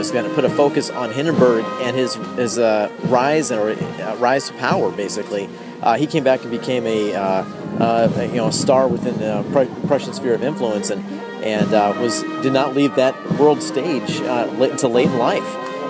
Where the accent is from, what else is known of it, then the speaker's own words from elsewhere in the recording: Virginia, United States; now in Prague, Czech Republic; I grew up in Virginia, and basically our backyard was you know Manassas or Bull Run